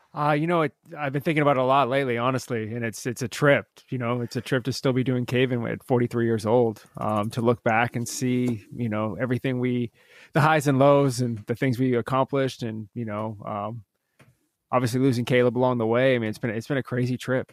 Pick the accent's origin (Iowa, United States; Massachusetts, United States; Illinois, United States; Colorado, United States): Massachusetts, United States; Methuen; I was born in Methuen, Massachusetts